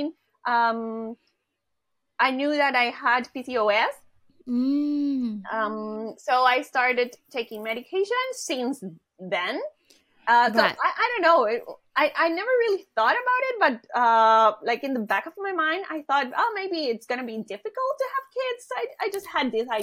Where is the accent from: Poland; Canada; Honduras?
Honduras; moved away as an adult; now in Chiba, Japan; I am from Honduras.